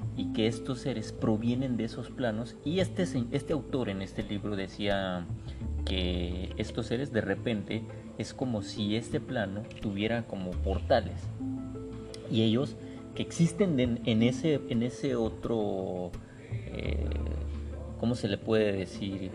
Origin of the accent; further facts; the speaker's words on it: Guadalajara, Jalisco, Mexico; moved away; yo soy eh, oriundo de Guadalajara